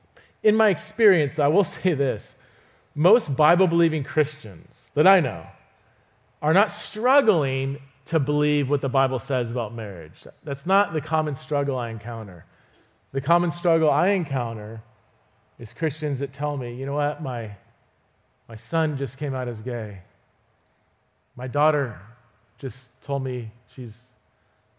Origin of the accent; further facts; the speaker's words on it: Fresno, California, United States; I grew up in Fresno, California